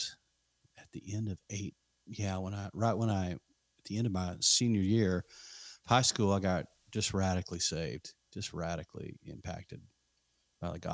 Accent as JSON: {"language": "English", "town": "Lubbock", "region": "Texas", "country": "United States", "tie": "born or raised there", "moved": "yes", "lives_now": "Fredericksburg, United States", "said": "I grew up in Lubbock, Texas"}